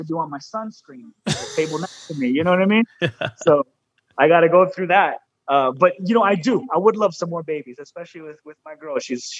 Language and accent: English; United States; accent: pocho; My pocho accent